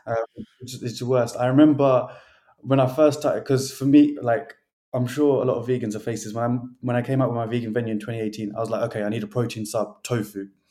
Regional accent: United Kingdom; us as British

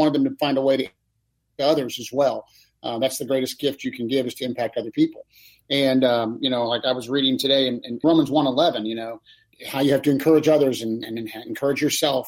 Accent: Kansas City, United States; I grew up in Kansas City, but we were 3 hours from Lincoln

